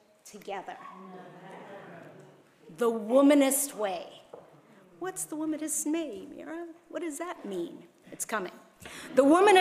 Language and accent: English; Hong Kong; my youth pastor told me when I was growing up in Hong Kong